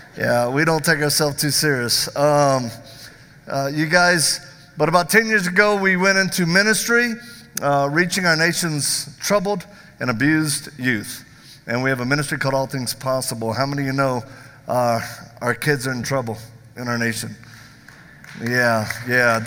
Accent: the South, United States; I'm from the South

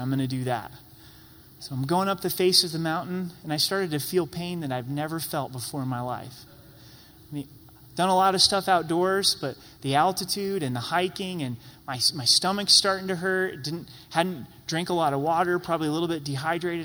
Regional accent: Southern Oregon, United States; moved away as an adult; also born or lived in Utah / Idaho; now in Colorado, United States; I grew up in Southern Oregon

